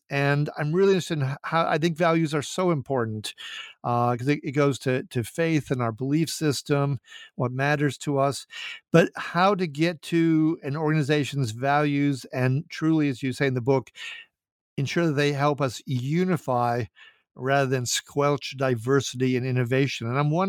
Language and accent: English; Minnesota, United States; my being from Minnesota, where we have this phrase, Minnesota nice